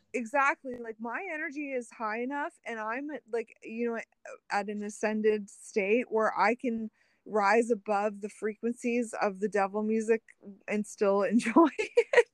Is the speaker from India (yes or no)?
no; Canada; as a Canadian